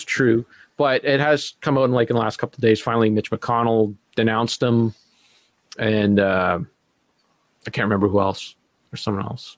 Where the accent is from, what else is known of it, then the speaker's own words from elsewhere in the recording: Canada; as a Canadian, and as an ignorant Canadian